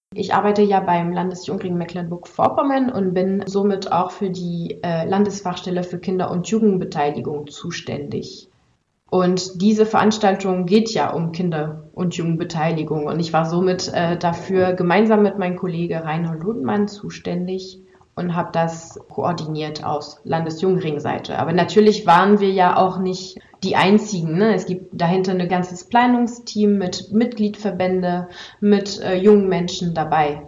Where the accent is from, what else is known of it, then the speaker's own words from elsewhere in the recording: France; now in Germany; bin ich ja eigentlich aus Frankreich, bin aber eigentlich in Deutschland schon seit ziemlich langem und arbeite hier